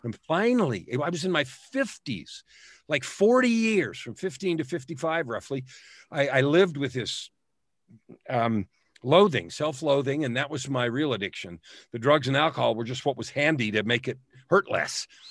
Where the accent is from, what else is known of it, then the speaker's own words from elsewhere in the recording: San Francisco, California, United States; now in Edmonton, Canada; I was born in San Francisco.